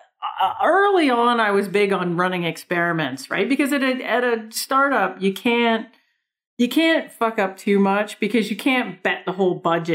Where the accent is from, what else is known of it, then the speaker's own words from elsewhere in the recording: Canada; accent: big Canadian accent; moved away; also born or lived in New York; I have this big Canadian accent